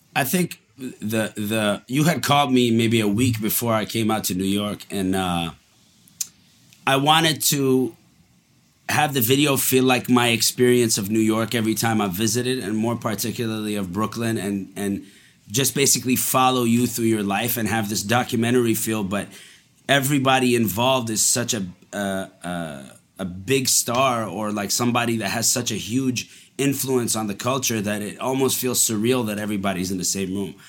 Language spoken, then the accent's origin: English; Montreal, Quebec, Canada; also born or lived in Dubai, United Arab Emirates; I was born in Dubai, and then we moved to Montreal when I was five